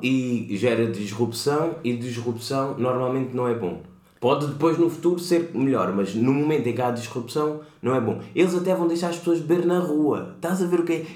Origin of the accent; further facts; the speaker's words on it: Portugal; venho de Portugal